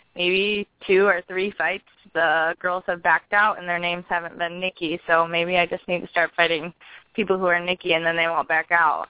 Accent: Michigan, United States; I'm from Michigan

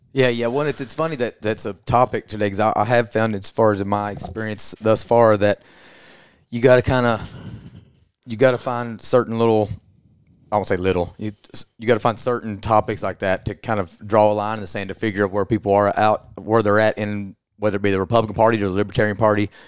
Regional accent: Southeast Kentucky, United States; I'm from, I'm from Southeast Kentucky, so I'm from Appalachia

